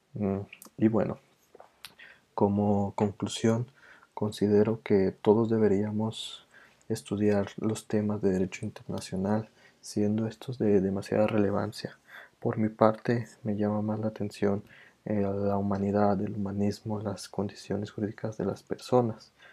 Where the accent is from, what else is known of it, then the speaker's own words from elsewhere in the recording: Mexico; nuestra calidez como mexicanos